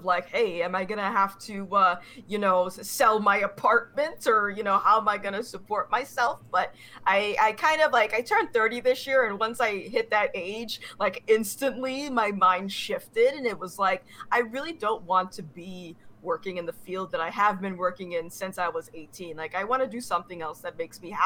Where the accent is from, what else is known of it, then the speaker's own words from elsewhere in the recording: Rhode Island, United States; I've been born and raised in Rhode Island.